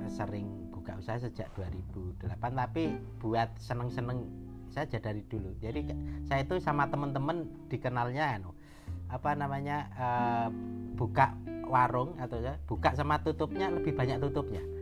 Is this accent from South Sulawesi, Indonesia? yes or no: no; Gunung Kidul, Special Region of Yogyakarta, Indonesia; saya asalnya Gunung Kidul ya.